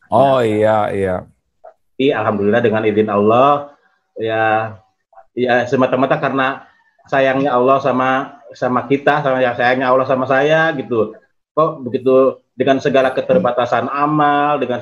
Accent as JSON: {"language": "Indonesian", "town": "Purwakarta", "region": "West Java", "country": "Indonesia", "tie": "born or raised there", "lives_now": "Yogyakarta, Indonesia", "said": "Saya dari Jogja, A, cuman asli dari Purwakarta."}